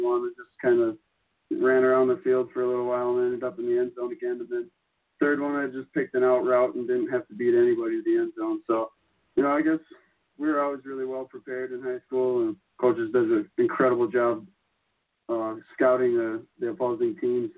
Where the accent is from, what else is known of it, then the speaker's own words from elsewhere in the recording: Owatonna, Minnesota, United States; I'm from Owatonna, Minnesota. I grew up there, was born there.